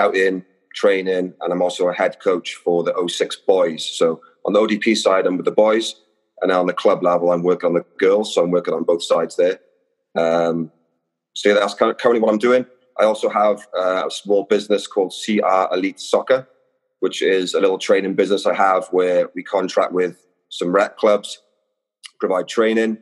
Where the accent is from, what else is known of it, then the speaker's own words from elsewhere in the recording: Wales, United Kingdom; moved away as an adult; now in Los Angeles, United States; I grew up in Wales and I started playing there.